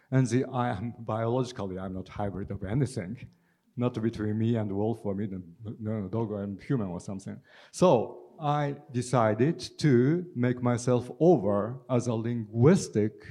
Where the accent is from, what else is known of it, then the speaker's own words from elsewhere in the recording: Japan; first language Japanese; English is a second language; you know, I grew up in Japan, but I moved a lot. So uh, I grew up in the Japanese language exclusively.